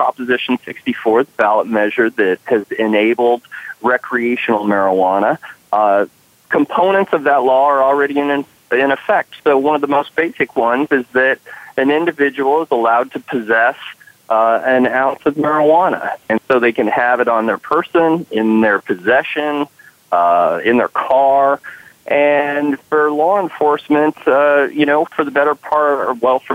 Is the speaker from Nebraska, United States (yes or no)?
no; Colorado, United States; I hail from Colorado, ground zero for legal marijuana